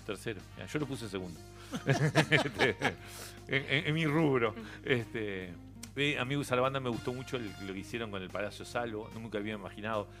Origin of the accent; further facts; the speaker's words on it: Montevideo, Uruguay; moved away as an adult; also born or lived in Spain; la calle Suecia, donde yo nací